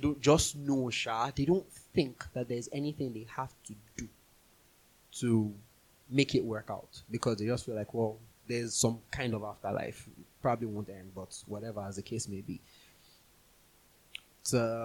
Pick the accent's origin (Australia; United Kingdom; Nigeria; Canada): Nigeria; moved away; we grew up in Nigeria